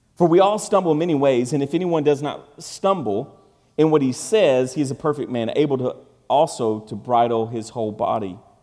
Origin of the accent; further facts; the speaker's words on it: Kentucky, United States; we're from Kentucky.